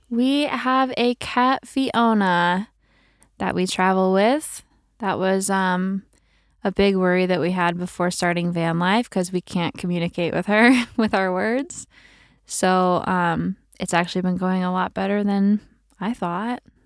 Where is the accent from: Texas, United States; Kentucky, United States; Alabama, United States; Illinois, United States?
Illinois, United States; outside Champaign; moved away as an adult; also born or lived in Chicago; I'm from Small town of Champaign, Illinois. Not even Champaign. Way smaller than that outside of Champaign.